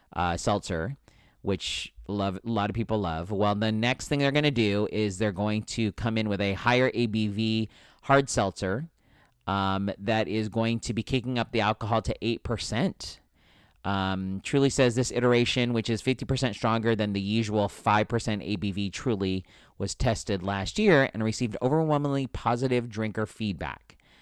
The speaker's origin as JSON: {"language": "English", "town": "San Diego", "region": "California", "country": "United States", "tie": "born or raised there", "said": "I grew up in San Diego, born and raised on the playground where I spent most of my days. Um, this is my hometown. I bleed San Diego"}